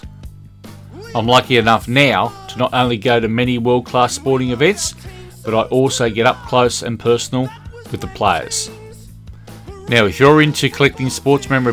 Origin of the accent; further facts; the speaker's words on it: Australia; accent: Australian; as you can tell from the accent, I'm an Australian.